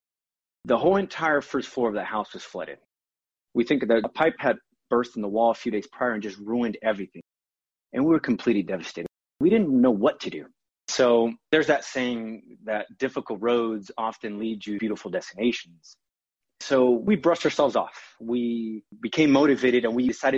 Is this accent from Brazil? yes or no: yes; São Paulo, Brazil; also born or lived in Virginia Beach, Virginia; now in United States; I was born in Sao Paulo, Brazil